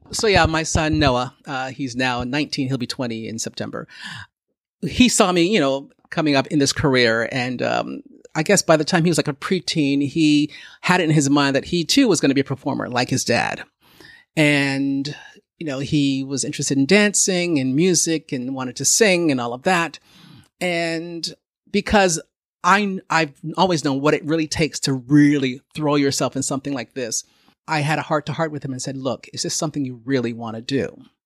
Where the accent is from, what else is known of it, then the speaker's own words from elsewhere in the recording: Canada; growing up in Canada where there were so few of us